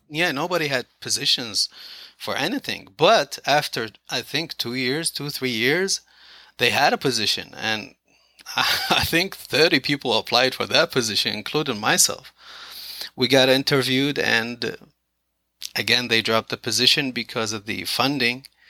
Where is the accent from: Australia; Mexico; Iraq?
Iraq; moved away as an adult; also born or lived in Philadelphia, United States; now in Kennedale, United States; I'm originally from the Middle East